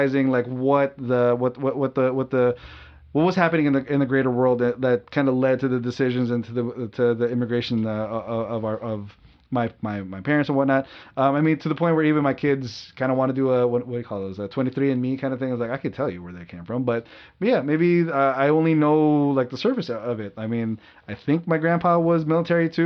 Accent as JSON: {"language": "English", "town": "Burbank", "region": "California", "country": "United States", "tie": "born or raised there", "said": "I grew up in Burbank, small immediate family"}